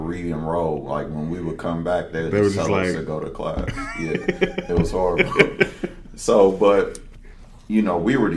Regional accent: St. Paul, Minnesota, United States; born and raised in St. Paul

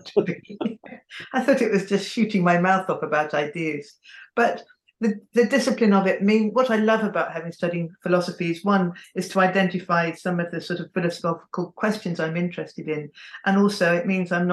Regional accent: England, United Kingdom; I'm also English, because that's all I've known

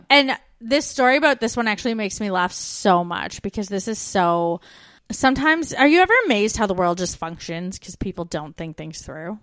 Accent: Brantford, Ontario, Canada; born or raised there; moved away as an adult

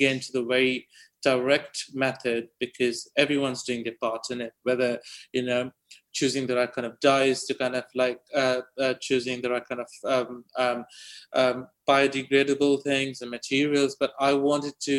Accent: India; moved away; a village I was born in back in India

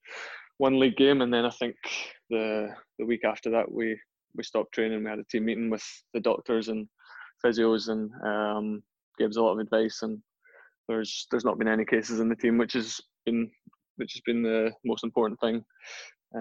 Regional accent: Gourock, Scotland, United Kingdom; I grew up in Gourock.

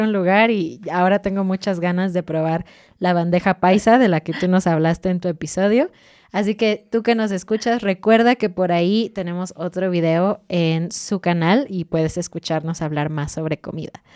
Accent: Mexico; soy mexicana

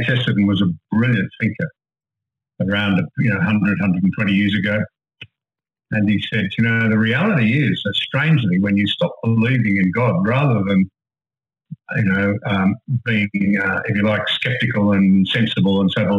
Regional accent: Sydney, New South Wales, Australia; We're predominantly of a Presbyterian background, really, because we're a Scottish family originally. I went to an Anglican school in Sydney.

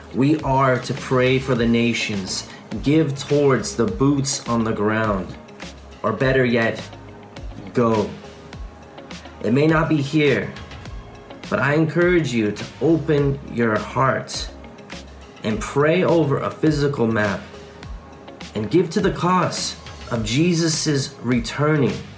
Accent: California, United States; moved away as an adult; now in North Macedonia; I'm actually from California

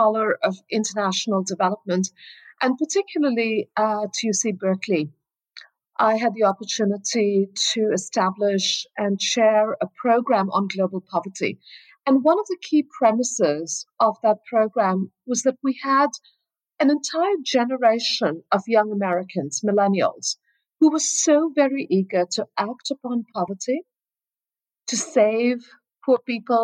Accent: Kolkata, West Bengal, India; moved away as an adult; also born or lived in Oakland, California; growing up in Kolkata, obviously it is a city with quite visible forms of poverty and inequality

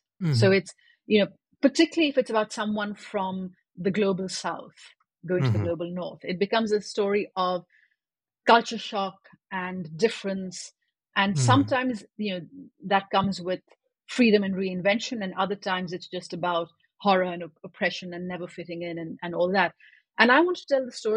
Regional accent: Pakistan; I was growing up in Pakistan

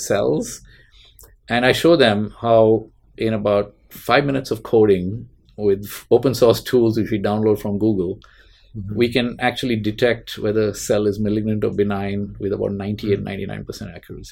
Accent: Mumbai, Maharashtra, India; now in Bay Area, United States; I grew up in Bombay in mm-hmm. India.

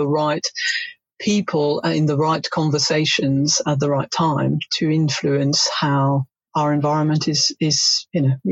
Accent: France; now in United Kingdom; I'm originally from France

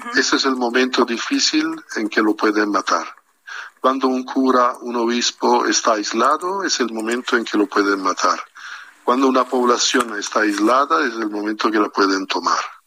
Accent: Italy; moved away as an adult; now in Mexico; yo soy bastante nuevo en México, ni siquiera cinco años tengo en México, pero como italiano

